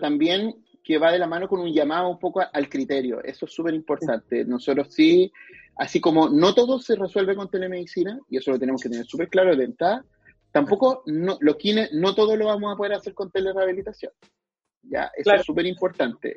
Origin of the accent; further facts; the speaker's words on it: Chile; yo soy un orgulloso de Chile